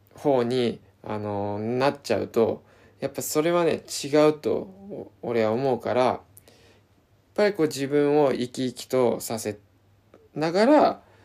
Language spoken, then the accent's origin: Japanese; Izu, Shizuoka, Japan; 自分の地元の伊豆